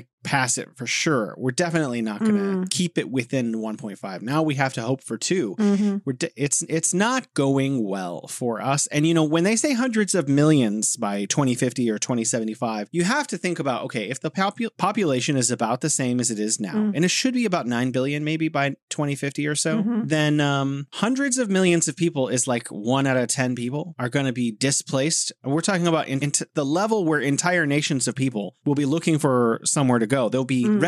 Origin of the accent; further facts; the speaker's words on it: California, United States; now in Beijing, China; I'm from California, now living here in beautiful Beijing